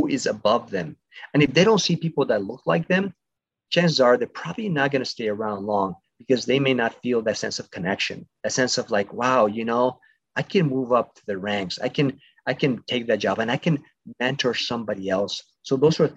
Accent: Mexico; now in United States; I'm originally from Mexico. I was born there, but my family migrated to the States many years ago

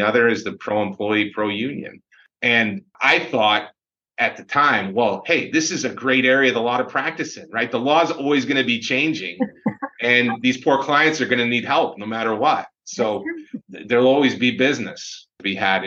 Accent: Syracuse, New York, United States; I grew up in Syracuse, was from the area

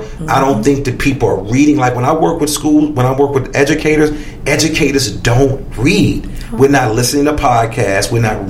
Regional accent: Chicago, Illinois, United States; you're from LA, I'm from Chicago.

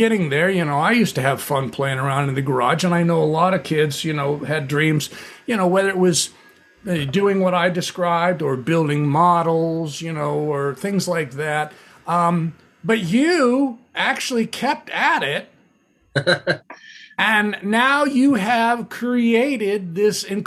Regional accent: Southern California, United States; also born or lived in Ventura, California; a Southern California beach bum raised

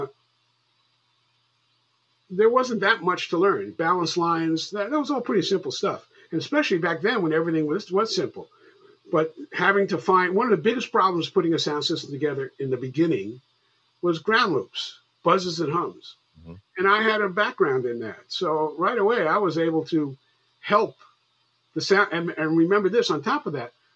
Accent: White Plains, New York, United States; also born or lived in Bronx, New York; I'm from New York. I was born in the Bronx, and I was raised in White Plains.

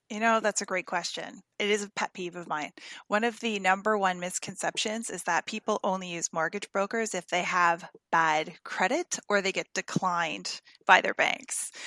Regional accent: Windsor, Ontario, Canada; moved away as an adult; also born or lived in Toronto area; now in United States; I was born in Windsor, Ontario, and uh, we just moved here from Toronto area

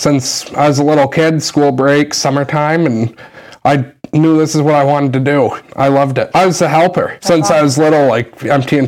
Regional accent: Newport, Vermont, United States; also born or lived in Ohio; the Newport division in my hometown

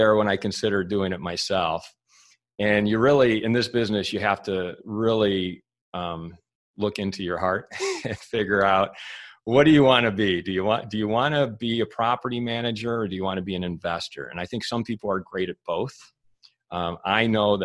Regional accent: Michigan, United States; moved away as an adult; also born or lived in Santa Monica, California; I moved back to Michigan, because I'm from Michigan originally

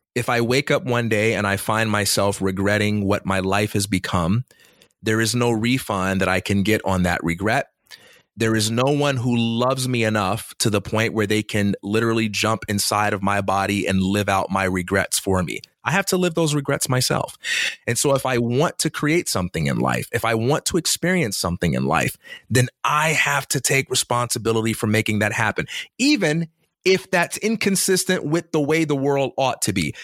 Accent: Chicago, Illinois, United States; I'm from Chicago

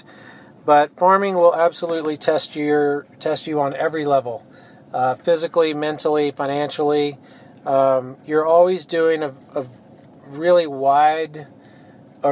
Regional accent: Longview, Texas, United States; also born or lived in Cypress, Texas / Sealy, Texas; now in Brenham, United States; I grew up in Longview, Texas, so a small town in East Texas.

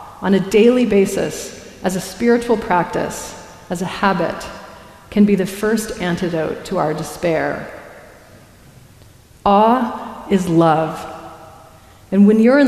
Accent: Colorado, United States; I grew up in Colorado, a frontier town on the edge of the Great Plains

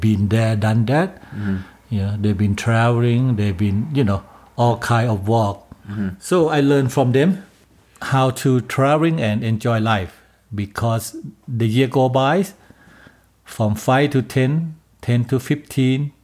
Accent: Bangkok, Thailand; English is a second language; moved away as an adult; now in Calgary, Canada; I was born and raised in Bangkok, Thailand.

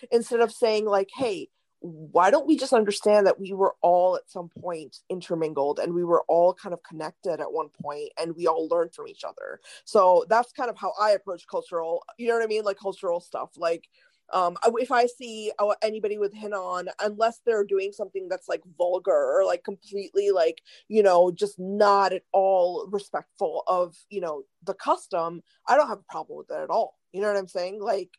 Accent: Cincinnati, Ohio, United States; also born or lived in India / Michigan; so I was born in India, and when I first came to the States, we were in Michigan, but then we moved to Cincinnati, Ohio.

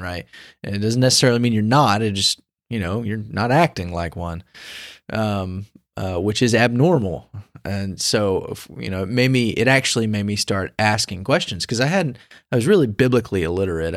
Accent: Pensacola, Florida, United States; moved away as an adult; now in Kansas City, United States; I'm actually originally from Pensacola

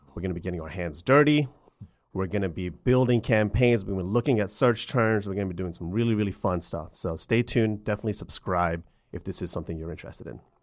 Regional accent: Atlanta, Georgia, United States; my hometown of Atlanta

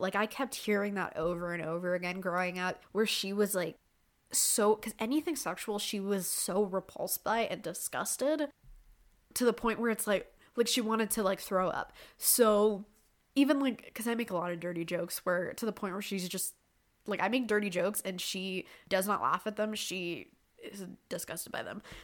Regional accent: Canada; I'm Canadian

